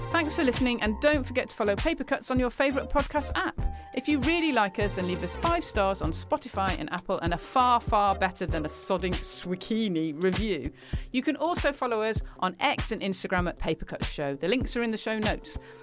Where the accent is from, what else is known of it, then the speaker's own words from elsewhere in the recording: United Kingdom; speaking as a British person